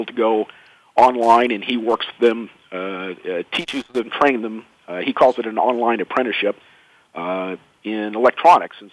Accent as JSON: {"language": "English", "region": "Indiana", "country": "United States", "tie": "born or raised there", "said": "I was growing up in Indiana"}